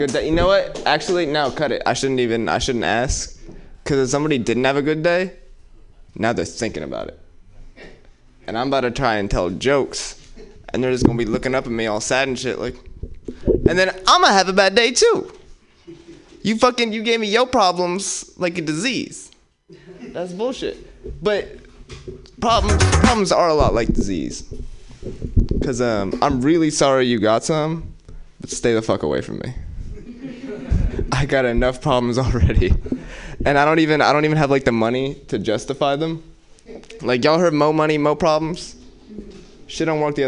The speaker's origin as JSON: {"language": "English", "town": "Oakland", "region": "California", "country": "United States", "tie": "born or raised there", "said": "I grew up in West Oakland"}